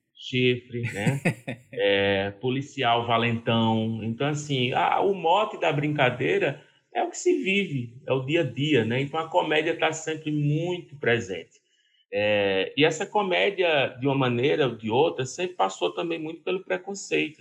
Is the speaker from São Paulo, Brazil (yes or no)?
no; Serra Talhada, Pernambuco, Brazil; also born or lived in Vitória de Santo Antão / Recife; eu nasci em Serra Talhada, Alto Sertão do Pajeú, Pernambucano, terra do Lampião